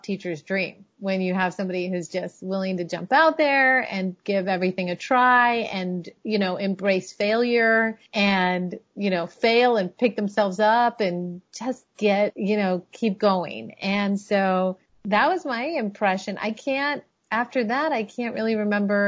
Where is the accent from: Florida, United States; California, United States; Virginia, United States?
Florida, United States; Miami; also born or lived in Chicago; now in Washington, D.C., United States; I grew up in Miami